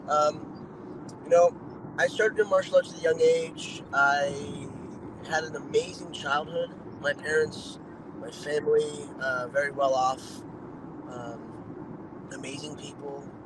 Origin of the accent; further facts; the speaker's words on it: Dana Point, California, United States; also born or lived in Newport Beach, California / Laguna Beach, California / San Clemente, California; Yeah, I grew up in Orange County. I was born in Newport Beach. Grew up in South County in Laguna, Dana Point, San Clemente